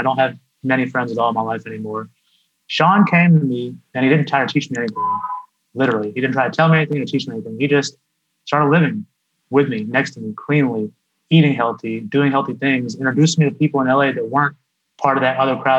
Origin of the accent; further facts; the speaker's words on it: India; now in United States; the fact that I'm Indian and selling an Indian product